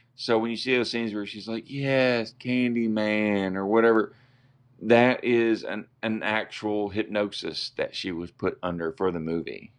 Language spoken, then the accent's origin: English; Arkansas, United States; we're from Arkansas